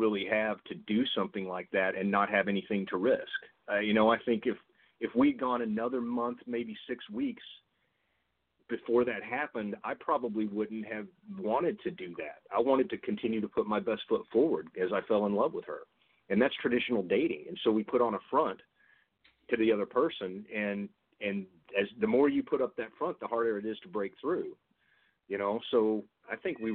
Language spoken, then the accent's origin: English; Texas, United States; I'm Texan